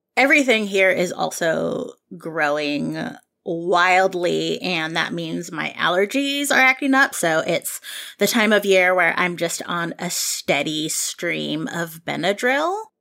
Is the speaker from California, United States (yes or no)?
yes; Bay Area, California, United States; I grew up here in the Bay Area